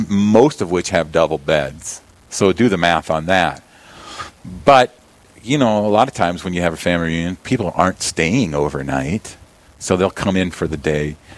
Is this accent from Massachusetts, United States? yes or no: no; Yankton, South Dakota, United States; I'm from Yankton